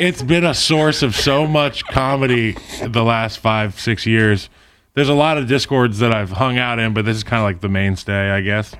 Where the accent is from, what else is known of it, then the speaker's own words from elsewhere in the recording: Ivy, Virginia, United States; we're from Ivy